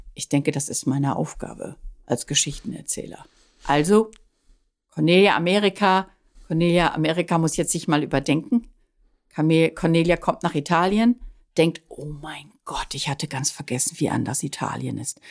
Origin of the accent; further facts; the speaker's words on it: Dorsten, North Rhine-Westphalia, Germany; now in Italy; der Heimatstadt, aus der ich ja immer weg wollte